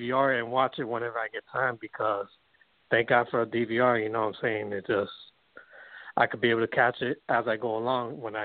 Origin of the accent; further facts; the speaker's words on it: Broward County, Florida, United States; I grew up with a lot of Haitian folks in Broward County